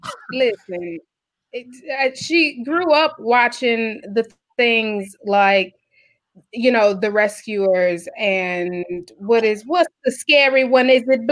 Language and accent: English; Midwest, United States; I'm from the Midwest